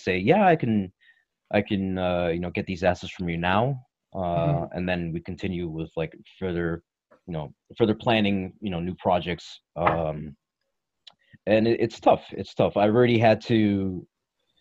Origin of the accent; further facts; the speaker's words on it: Toronto, Windsor, Ontario, Canada; born and raised in Toronto, Windsor, Ontario, Canada